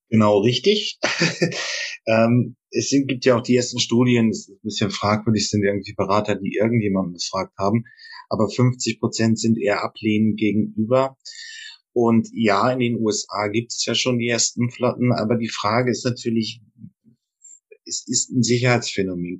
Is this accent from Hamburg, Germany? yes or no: yes; Hamburg, Germany; Und ich komme auch aus der Region